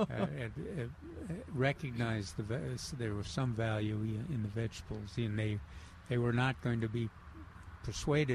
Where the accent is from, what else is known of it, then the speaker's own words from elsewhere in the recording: Minneapolis, Minnesota, United States; Growing up in Minneapolis and Minnesota, you know, in the big city